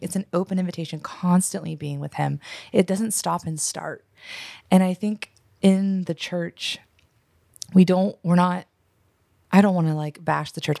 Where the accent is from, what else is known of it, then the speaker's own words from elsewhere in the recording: United States; as an American